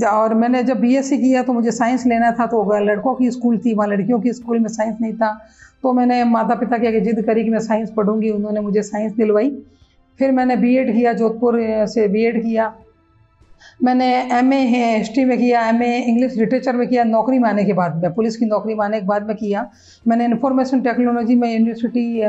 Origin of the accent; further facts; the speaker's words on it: Jaisalmer, Rajasthan, India; moved away as an adult; now in Udaipur, India; मैं जैसलमेर की रहने वाली हूँ